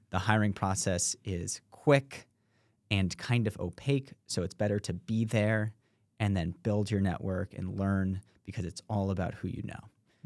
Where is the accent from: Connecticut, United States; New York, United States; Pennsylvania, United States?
New York, United States; New York City; I grew up in New York City